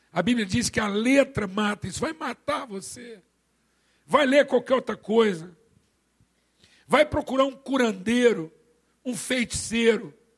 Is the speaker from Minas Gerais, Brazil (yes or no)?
yes; Minas Gerais, Brazil; eu sou mineiro